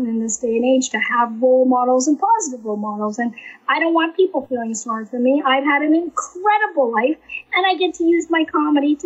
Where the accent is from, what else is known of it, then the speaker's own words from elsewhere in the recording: Canada; moved away; I'm actually originally from Canada